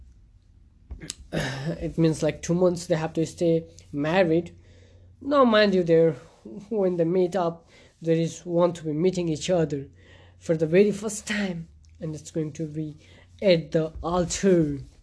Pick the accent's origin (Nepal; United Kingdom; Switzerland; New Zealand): Nepal; in my country, uh, I'm a Hindu Hindu culture, and I'm from Nepal